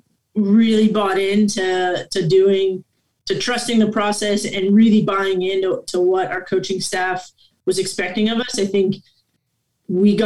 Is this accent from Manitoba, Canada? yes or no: no; Guelph, Ontario, Canada; I'm born and raised in Guelph, Ontario, Canada